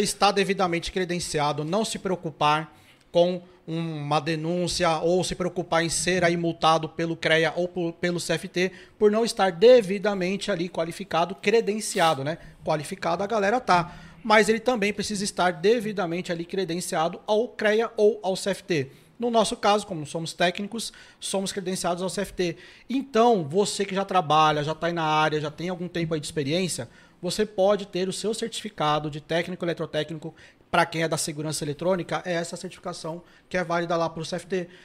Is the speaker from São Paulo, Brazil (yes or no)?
yes; São Paulo, Brazil; eu sou da ZL